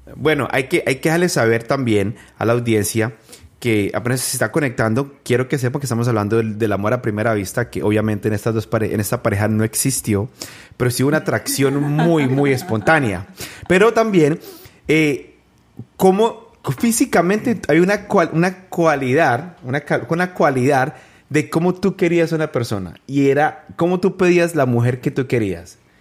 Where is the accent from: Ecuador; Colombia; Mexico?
Colombia; San José del Guaviare, Guaviare; mi tierra, San José del Guaviare